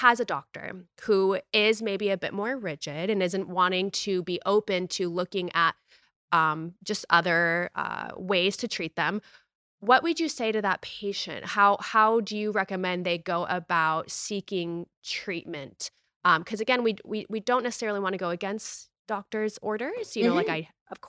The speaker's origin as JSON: {"language": "English", "country": "United States", "tie": "born or raised there", "said": "me growing up in the United States"}